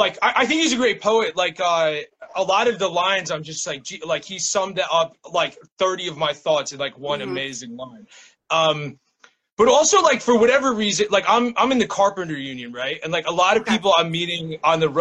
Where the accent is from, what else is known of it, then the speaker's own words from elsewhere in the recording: New Jersey, United States; now in Williamsburg, Brooklyn, United States; I'm from New Jersey